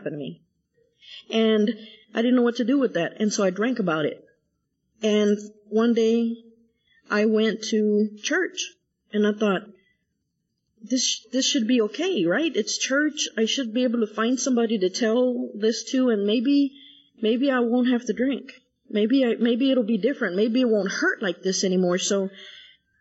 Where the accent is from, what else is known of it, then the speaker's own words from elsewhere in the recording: San Angelo, Texas, United States; moved away as an adult; now in Dallas, United States; I was born and raised in San Angelo, Texas